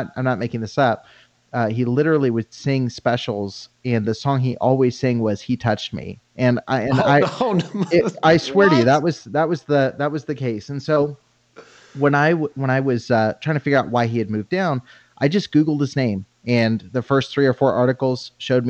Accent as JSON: {"language": "English", "town": "Banning", "region": "California", "country": "United States", "tie": "born or raised there", "said": "I grew up in Southern California"}